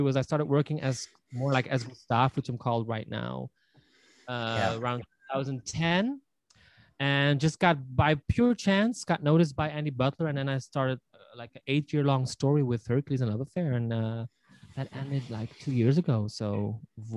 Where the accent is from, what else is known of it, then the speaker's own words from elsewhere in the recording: Belgium; I was born and raised in Belgium, obviously, and I was brought up in a quite remote little village, not so far from Brussels